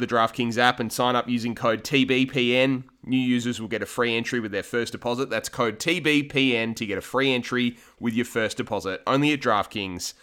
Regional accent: Australia; The three of us are dyed to the wool, green gold Australian guys

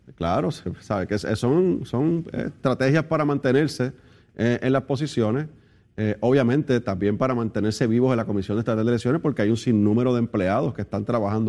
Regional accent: Puerto Rico; nosotros los puertorriqueños

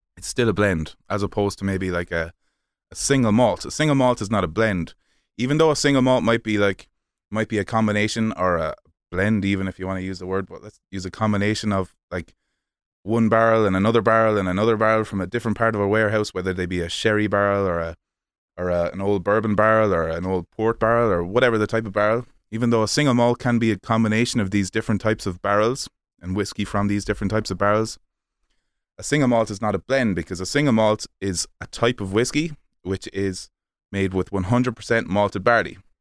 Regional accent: Kilkenny, Leinster, Ireland; moved away as an adult; also born or lived in Limerick; I was born in Kilkenny, down in the southeast of Ireland, the sunny southeast of Ireland.

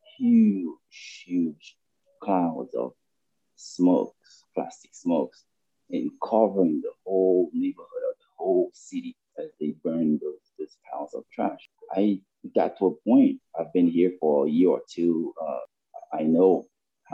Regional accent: Cap-Haïtien, Nord, Haiti; moved away; I grew up in Cap Haitian

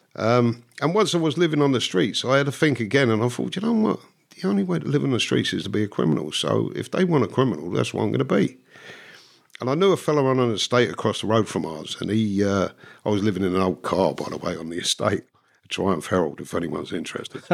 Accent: London, United Kingdom; also born or lived in Dublin, Ireland (parents' origin); really grew up until I was nine in, in North London

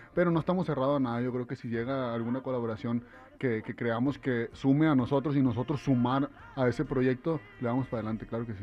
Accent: Mexico

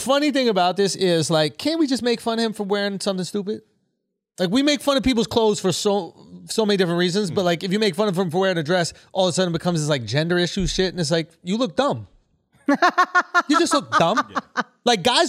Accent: Scotland, United Kingdom; and I'm Scottish.

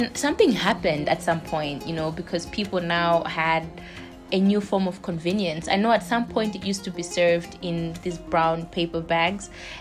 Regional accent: Blantyre, Southern Region, Malawi; also born or lived in Lilongwe, Malawi; I grew up in Blantyre

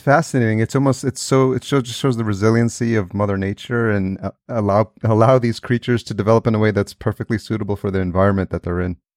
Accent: Yonkers, New York, United States; moved away as an adult; also born or lived in El Salvador; now in Los Angeles, United States; I was technically born in El Salvador, which is in Central America, and I came to the, uh, United States when I was a year old, and I was raised, uh, just outside New York City in a city called Yonkers

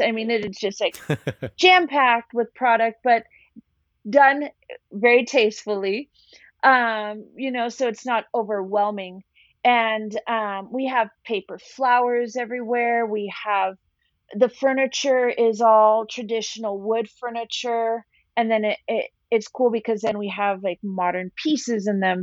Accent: Tijuana, Baja California, Mexico; also born or lived in New York; now in San Diego, United States; growing up in Tijuana

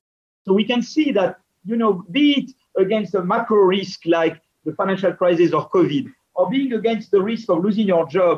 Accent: France

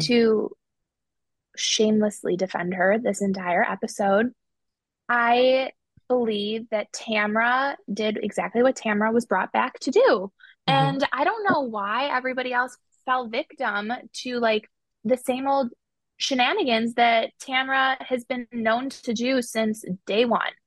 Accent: Chicago, Illinois, United States; I'm from Chicago

